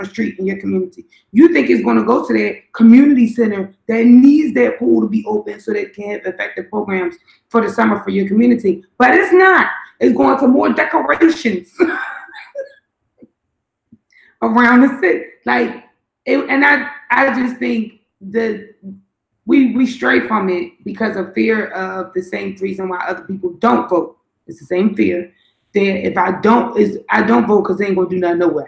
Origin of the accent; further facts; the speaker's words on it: Philadelphia, Pennsylvania, United States; now in Washington, D.C., United States; I was in Philly, because I'm from Philly